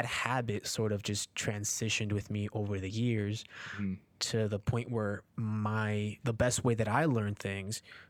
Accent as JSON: {"language": "English", "town": "Newark", "region": "New Jersey", "country": "United States", "tie": "born or raised there", "also_born_or_lived": "Peru", "said": "I was born in Peru and I came here when I was four, and I grew up in Newark, New Jersey"}